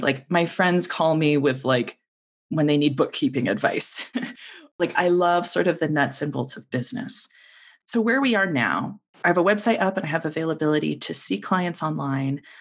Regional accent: Denver, Colorado, United States; moved away as an adult; also born or lived in Seattle; my family and I moved back to Denver, this is my hometown

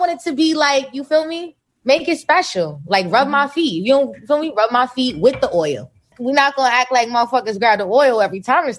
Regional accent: New Jersey, United States; now in California, United States; I'm from Jersey.

